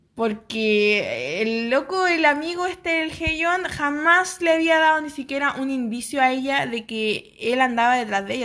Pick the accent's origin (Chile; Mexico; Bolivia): Chile; San Felipe, Valparaíso; todos los del colegio en San Felipe, mi pueblo